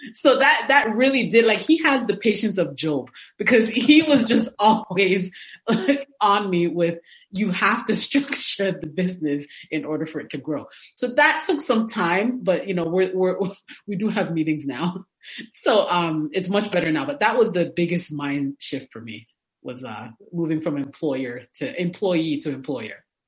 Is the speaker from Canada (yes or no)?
yes; Canada; now in Atlanta, United States; I was born in Canada and now I live in Atlanta